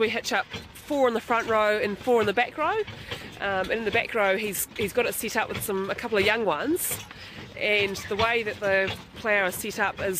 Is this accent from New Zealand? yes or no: yes; Fairlie, Canterbury, New Zealand; I grew up in Fairlie in South Canterbury